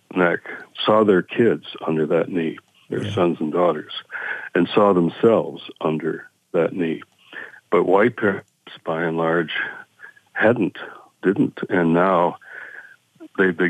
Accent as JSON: {"language": "English", "town": "Detroit", "region": "Michigan", "country": "United States", "tie": "born or raised there", "said": "in Detroit, in my hometown"}